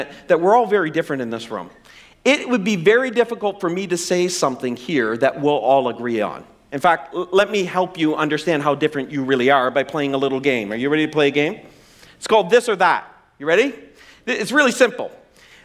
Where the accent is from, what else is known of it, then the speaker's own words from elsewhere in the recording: the Maritimes, Canada; I'm from the Maritimes. And our idea of spice was salt and pepper.